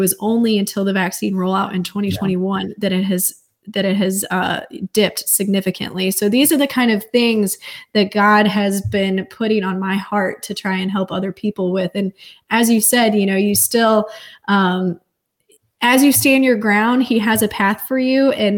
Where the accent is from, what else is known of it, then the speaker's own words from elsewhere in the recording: St. Louis, Missouri, United States; I'm originally from, and that's where I'm at right now, visiting family. I'm from St. Louis, Missouri area.